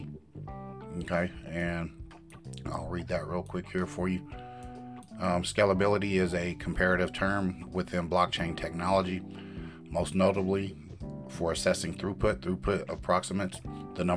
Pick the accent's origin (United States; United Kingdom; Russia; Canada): United States; for me being American